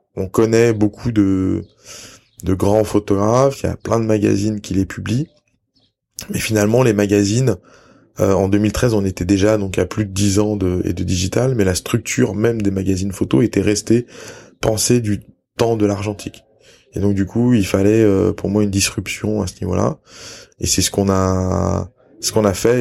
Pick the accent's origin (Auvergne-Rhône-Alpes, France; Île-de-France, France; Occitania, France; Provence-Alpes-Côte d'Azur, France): Auvergne-Rhône-Alpes, France; Lyon; moved away as an adult; also born or lived in Salzburg, Austria / New Zealand; je suis né et j'ai grandi à Lyon